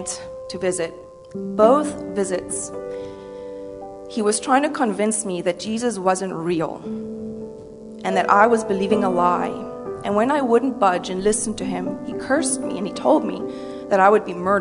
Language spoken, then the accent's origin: English; South Africa; moved away as an adult; now in United States; I was born and raised in South Africa